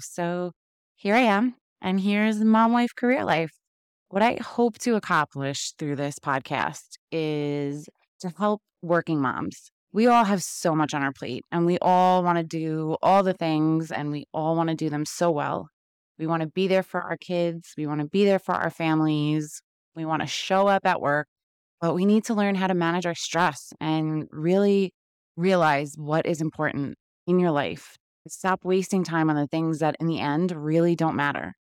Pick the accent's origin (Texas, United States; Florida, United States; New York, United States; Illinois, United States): New York, United States; New York City; moved away; I was born and raised in Queens, New York, which I'm sure you could tell a little bit by my accent